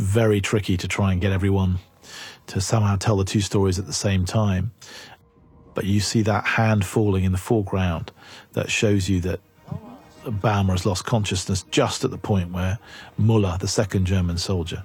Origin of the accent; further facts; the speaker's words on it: England, United Kingdom; I'm English